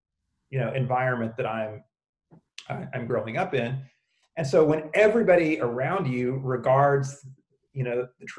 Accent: the Bible Belt, United States; growing up in the Bible Belt, I mean, the reality is, I mean, I was a public school kid all the way through

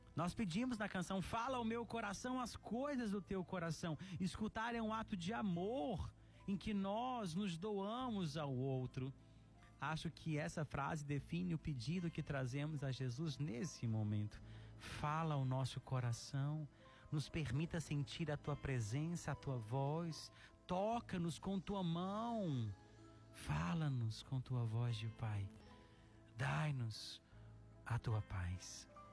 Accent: Araxá, Minas Gerais, Brazil; moved away; Araxá, Minas Gerais, minha terrinha

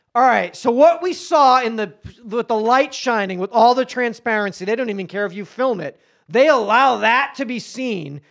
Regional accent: Haverhill, Massachusetts, United States; moved away as an adult; also born or lived in Hollywood; now in Los Angeles, United States; Haverhill, Massachusetts

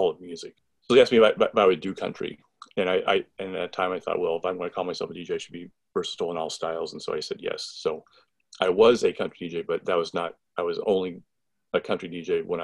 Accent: Lafayette, Indiana, United States; I grew up in Lafayette.

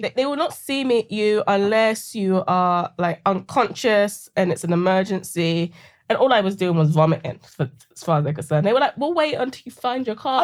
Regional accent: London, United Kingdom; accent: British; moved away as an adult; also born or lived in Seattle; now in United States; growing up in Sa-, South London

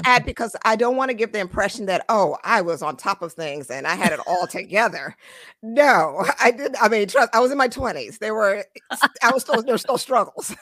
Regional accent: United States; also born or lived in Trinidad; I was born in Trinidad, raised in America

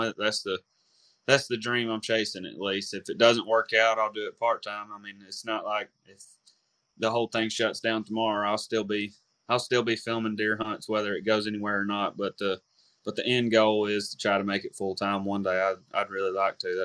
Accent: Dawson County, North Georgia, United States; also born or lived in Dahlonega; I went to North and Dawson

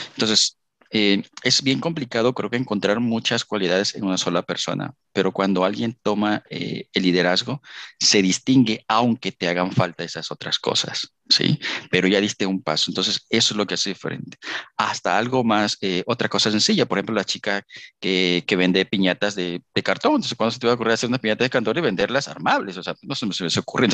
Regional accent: Villahermosa, Tabasco, Mexico; moved away as an adult; also born or lived in Poza Rica, Veracruz / Querétaro; yo soy de Villahermosa, Tabasco

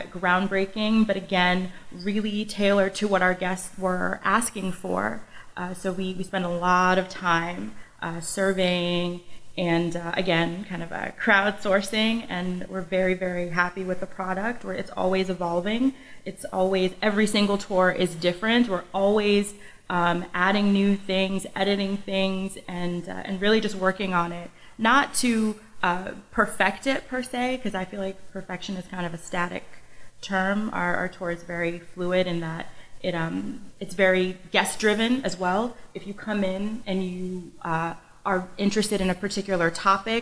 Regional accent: Connecticut, United States; also born or lived in North Carolina; I'm from Connecticut, but then I went to North Carolina for school and then came home

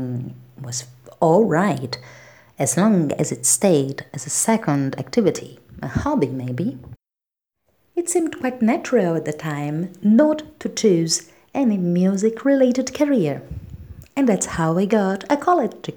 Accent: Brazil; I'm a Brazilian independent singer and songwriter

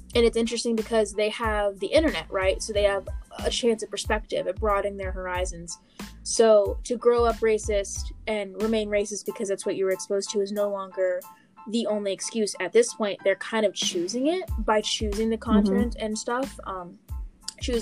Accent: Blacksburg, Virginia, United States; I grew up in Blacksburg, Virginia

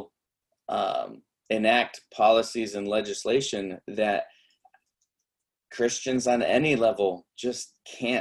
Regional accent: United States; I am unashamedly American

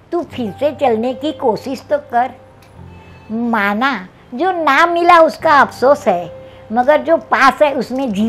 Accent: Gujarat, India; और हम तो गुजराती लोग गए रहे तो हमें तो जो हमारा पुरानी रेसिपी है वही

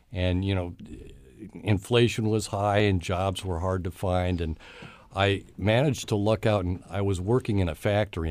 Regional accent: Cleveland, Ohio, United States; I was born in the outskirts of Cleveland, Ohio

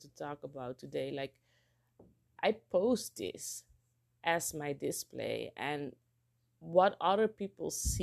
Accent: Netherlands; moved away as an adult; now in Curaçao; growing up in Holland

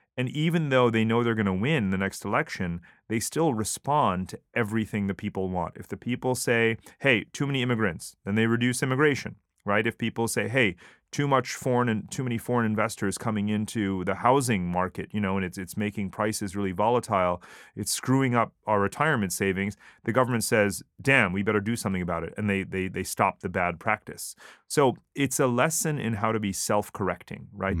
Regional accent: United States; moved away as an adult; now in Singapore; Obviously I'm totally American, but I'm Asian

